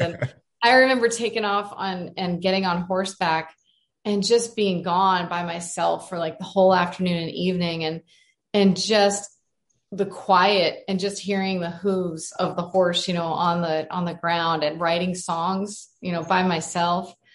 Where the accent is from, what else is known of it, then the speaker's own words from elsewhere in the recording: Arizona, United States; I'm from Arizona and I grew up in this beautiful place.